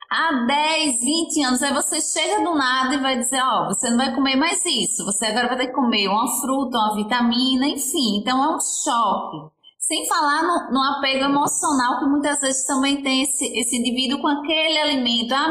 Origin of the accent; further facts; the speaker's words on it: Aracaju, Sergipe, Brazil; Sim, eu sou de Aracaju, Sergipe, fica aqui no Nordeste, do ladinho da Bahia, que eu acho que é onde as pessoas mais conhecem.